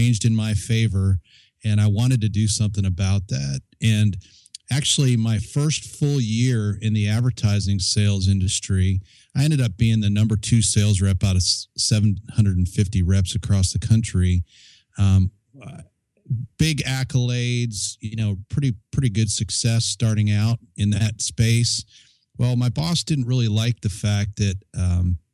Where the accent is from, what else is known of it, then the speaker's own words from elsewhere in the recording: Chicago, Illinois, United States; moved away; also born or lived in Colorado Springs; I grew up in the Chicago area